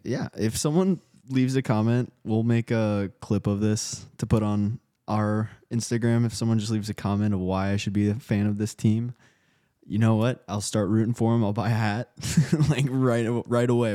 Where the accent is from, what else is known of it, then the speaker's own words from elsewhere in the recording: outside of Milwaukee, Wisconsin, United States; I grew up outside of Milwaukee